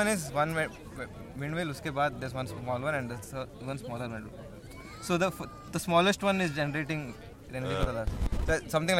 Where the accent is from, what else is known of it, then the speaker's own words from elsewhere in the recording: Bangalore, Karnataka, India; moved away; I'm from the south. I'm from Bangalore